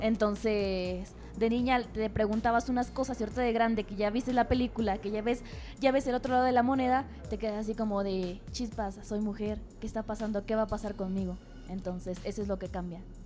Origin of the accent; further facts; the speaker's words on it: Tolimán, Querétaro, Mexico; soy de Tolimán, de Tolimán Querétaro.